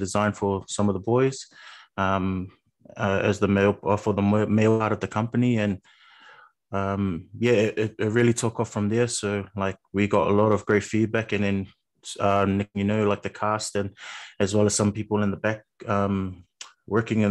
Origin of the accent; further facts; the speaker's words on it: Auckland, New Zealand; Been born and raised in South Auckland. Proud Samoan, full Samoan